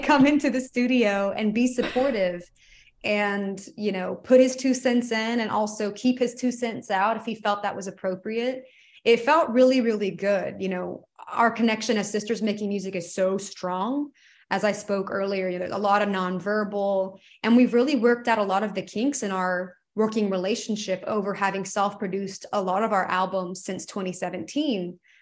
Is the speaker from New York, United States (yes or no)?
no; Georgia, United States; moved away as an adult; growing up in Georgia